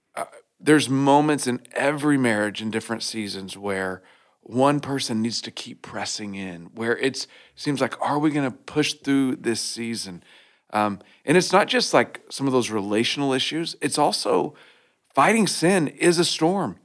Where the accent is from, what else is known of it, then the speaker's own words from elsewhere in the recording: Oklahoma, United States; I grew up in Oklahoma